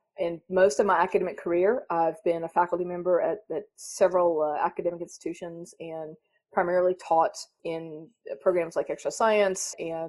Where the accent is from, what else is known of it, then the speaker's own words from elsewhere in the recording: North Carolina, United States; accent: southern; I was raised in North Carolina. You probably hear a slight southern accent. I think it's slight, but when I go home, they think it's gone. Raised in North Carolina.